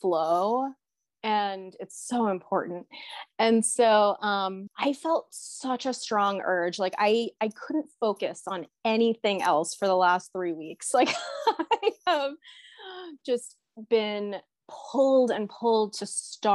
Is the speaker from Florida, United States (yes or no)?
no; New York City, New York, United States; also born or lived in Orange County, California; now in Boise, United States; I'm originally from New York in Brooklyn.